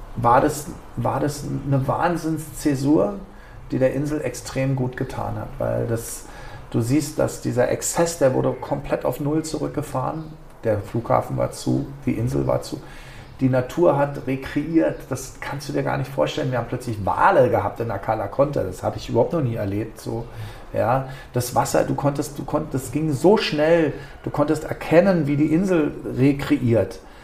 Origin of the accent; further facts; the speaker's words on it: Berlin, Germany; moved away as an adult; now in Ibiza, Spain; ich kam aus Berlin oder bin Berliner